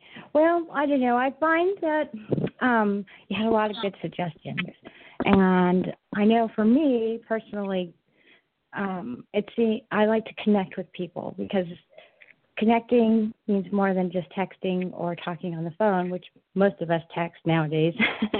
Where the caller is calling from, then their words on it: Southern California, United States; I'm calling from Southern California.